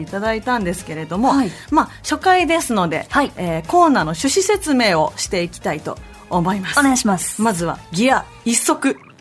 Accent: Mie, Japan; 私三重県出身

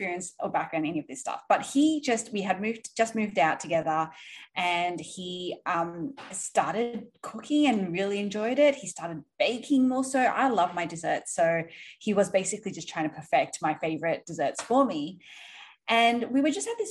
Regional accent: Australia; moved away as an adult; also born or lived in Sydney; now in New York City, United States; I'm from originally from Australia. I live in New York City now

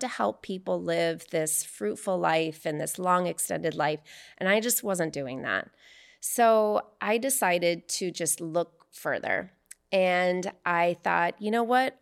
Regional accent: Arizona, United States; now in California, United States; I'm from Arizona

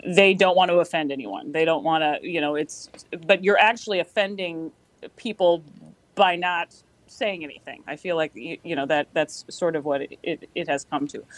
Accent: Worthington, Minnesota, United States; I'm from from Worthington. My dad has a has a business there. Uh, loved the place. Had a great had a great childhood

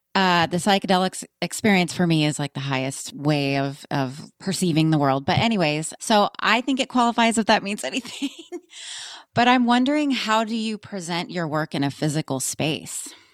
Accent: Austin, Texas, United States; I grew up in Austin

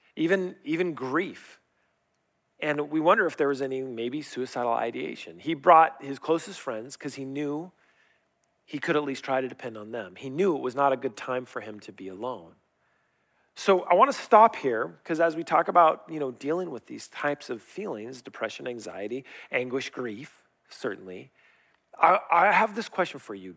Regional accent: Riverside, California, United States; I grew up in La Sierra, and back in the day when I grew up there, they had orange groves.

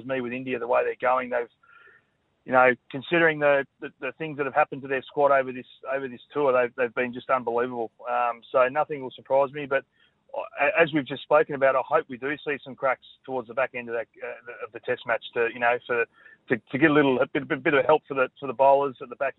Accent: Queensland, Australia; as a Queenslander

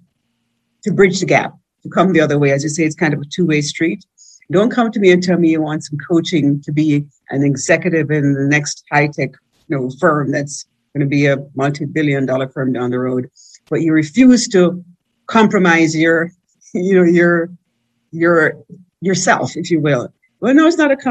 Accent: Jamaica; moved away as an adult; now in United States; I came up here from Jamaica pretty green

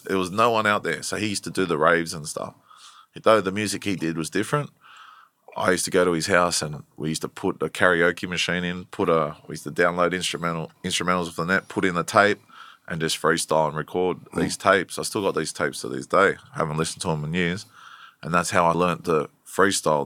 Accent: Blacktown, New South Wales, Australia; also born or lived in Prospect, New South Wales; I grew up in Blacktown area.

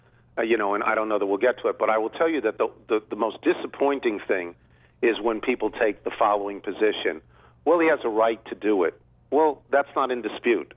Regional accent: Long Island, New York, United States; moved away; I grew up in New York, Long Island

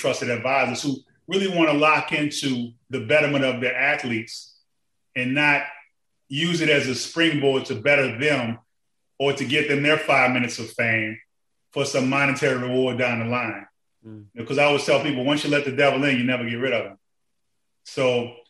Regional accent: New Orleans, Louisiana, United States; I'm from New Orleans

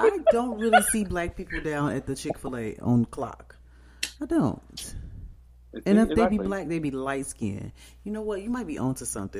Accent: Chicago, Illinois, United States; moved away; because we are both from Chicago.

